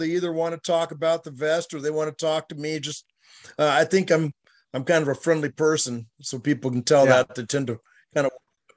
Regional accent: Seattle, Washington, United States; also born or lived in SeaTac, Washington; now in Los Angeles, United States; I grew up in Seattle, Washington.

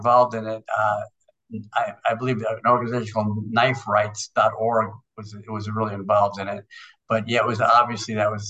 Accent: New York City, New York, United States; I grew up in New York City

